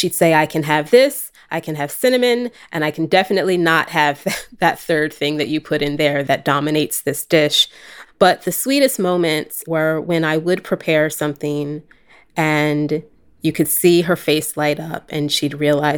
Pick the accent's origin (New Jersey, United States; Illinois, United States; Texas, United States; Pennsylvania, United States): New Jersey, United States; also born or lived in California / Philadelphia; I am senior editor here at LWC Studios. I am from California originally, but grew up on the East Coast for a bit in southern New Jersey and in Philadelphia.